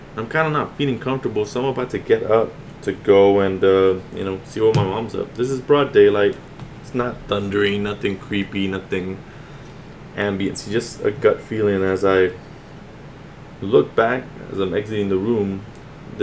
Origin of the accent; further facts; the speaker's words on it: Laredo, Texas, United States; now in San Antonio, United States; I'm not from San Antonio, Texas, so I was born and raised in Laredo, Texas, which is a border town